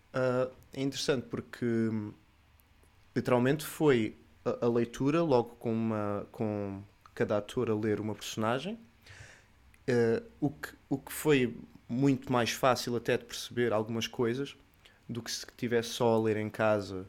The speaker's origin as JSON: {"language": "Portuguese", "town": "Sines", "region": "Alentejo", "country": "Portugal", "tie": "born or raised there", "said": "sou de Sines, Sou um siniense. Sou um siniense de, de gema"}